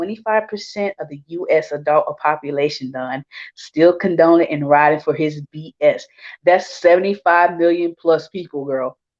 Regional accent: Houston, Texas, United States; I grew up in Houston, a melting pot. We have it all down here

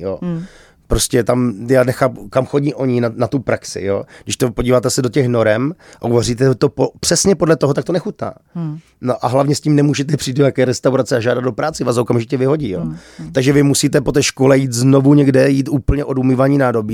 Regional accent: Czechia; my jsme Češi

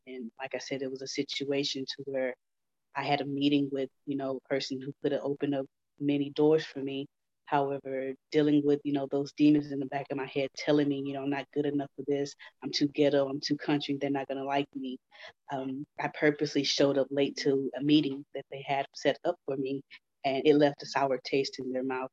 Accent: Houston, Texas, United States; I grew up in Houston

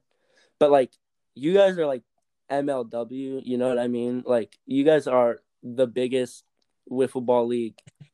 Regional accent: Ohio, United States; Growing up in Ohio

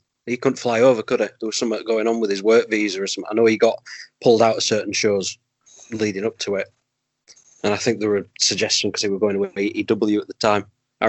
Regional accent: United Kingdom; We're so British and I'm looking after him.

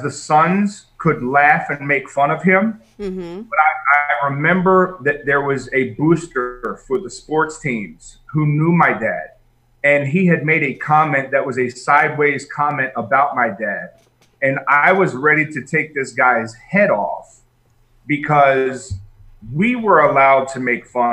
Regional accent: Northeast, United States; I grew up in the Northeast, New York, New Jersey, Pennsylvania

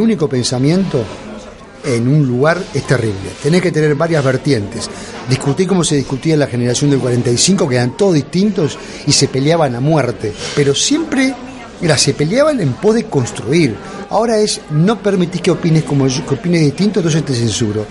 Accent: San José de Mayo, San José, Uruguay; born or raised there; moved away as an adult; also born or lived in Montevideo, Uruguay; now in Madrid, Spain

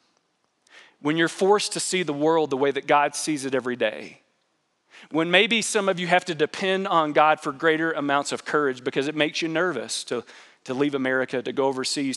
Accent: United States; as an American

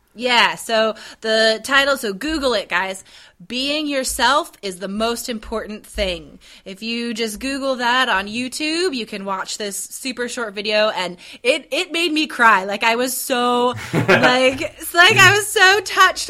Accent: United States; I'm American.

